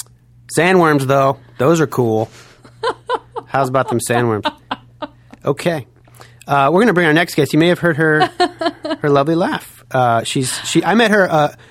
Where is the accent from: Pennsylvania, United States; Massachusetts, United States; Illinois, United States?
Illinois, United States; Chicago; And I'm from Chicago, the Chicago area, but I'm not biased.